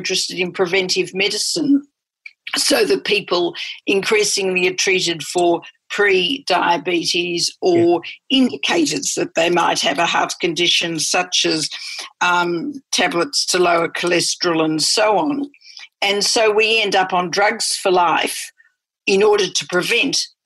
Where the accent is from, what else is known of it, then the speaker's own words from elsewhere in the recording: Australia; moved away as an adult; also born or lived in Johannesburg, South Africa; I'm Australian